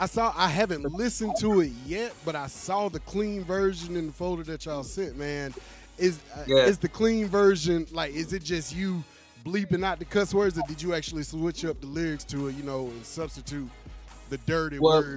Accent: Alabama, United States; Me being from Alabama

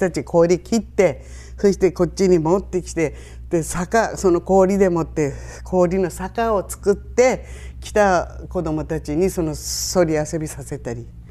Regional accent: Shiraoi, Hokkaido, Japan; 生まれも育ちも白老

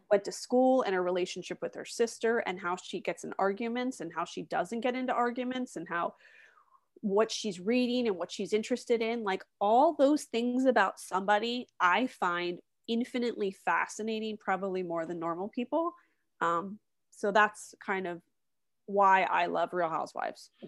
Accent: West Chester, Pennsylvania, United States; moved away; also born or lived in Hershey, Pennsylvania / Washington, D.C.; I'm originally from the s, suburbs of Philadelphia, a town called Westchester

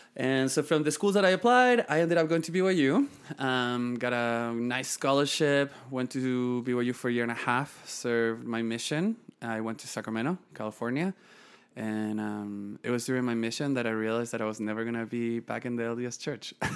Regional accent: northern Chile, Chile; moved away; also born or lived in Santiago, Chile / Utah County, United States; I was born and raised in Chile. Um, born in Santiago, moved to the north of the country when I was fifteen days old with my parents

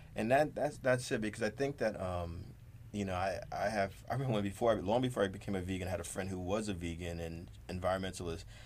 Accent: Jersey City, New Jersey, United States; grew up in Jersey City

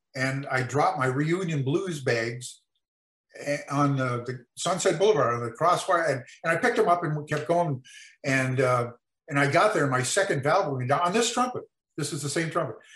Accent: El Monte, California, United States; also born or lived in Mexico; I grew up in El Monte, California

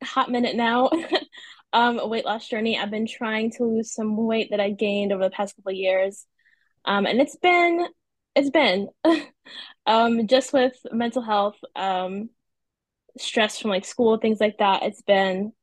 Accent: North Carolina, United States; I'm from North Carolina. I've been here my whole life.

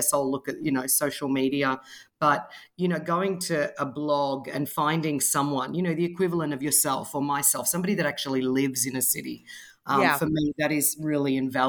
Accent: Australia; accent: Australian; moved away as an adult; now in Rome, Italy; growing up in Australia, I had Italian grandparents.

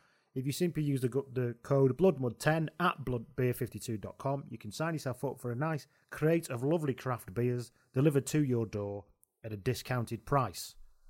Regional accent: Ireland; Even as an Irishman, I love listening to these lads talk about rugby and jinxing our matches, damn it.

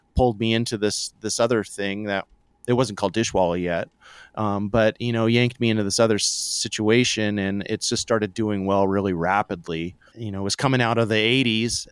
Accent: Santa Barbara, California, United States; I grew up sorta poor in Santa Barbara, California

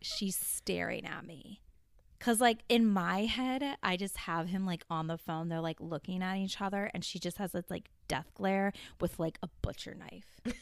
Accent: United States; I'm too American

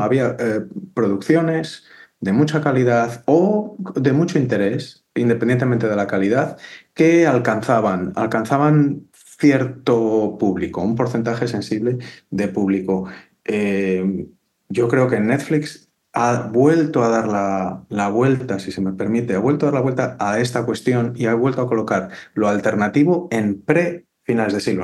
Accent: Valladolid, Castile and León, Spain; yo soy de Valladolid

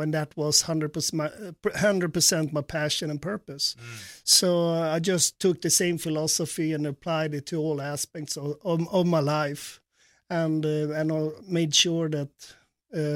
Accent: Sweden; now in United States; growing up in Sweden

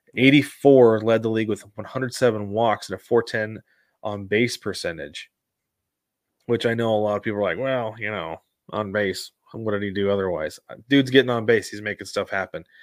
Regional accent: West Coast, United States; a kid growing up on the West Coast

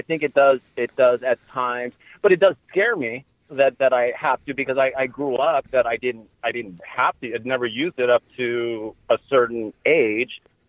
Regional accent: Las Vegas, Nevada, United States; now in Santa Barbara, United States; I'm from Las Vegas, Nevada.

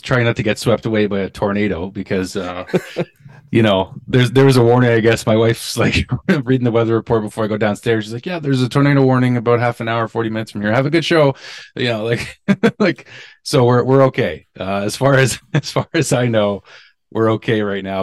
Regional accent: Niagara, Ontario, Canada; also born or lived in Pointe-Claire, Quebec; I was born on the West Island in Quebec, but I was raised in Niagara

